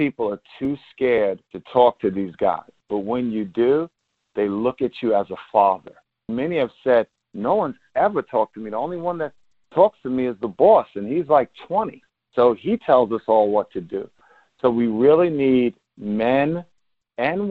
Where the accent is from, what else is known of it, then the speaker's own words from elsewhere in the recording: New York, United States; I'm a New Yorker. I don't live here.